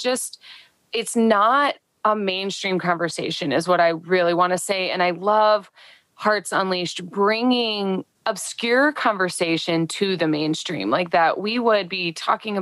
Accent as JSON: {"language": "English", "region": "Midwest", "country": "United States", "said": "I'm talking specifically from the Midwest, being a Midwesterner"}